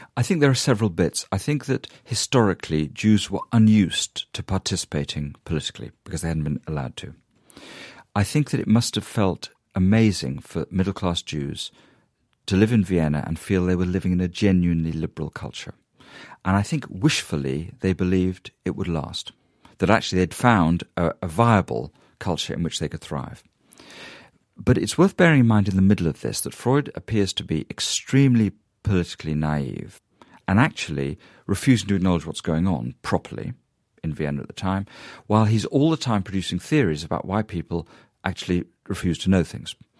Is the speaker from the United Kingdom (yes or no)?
yes; United Kingdom; a British Jew